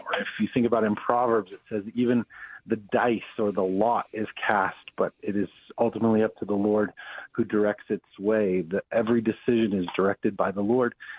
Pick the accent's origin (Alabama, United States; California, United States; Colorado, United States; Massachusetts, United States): Colorado, United States; Denver; born or raised there; also born or lived in Abilene, Texas / Chicago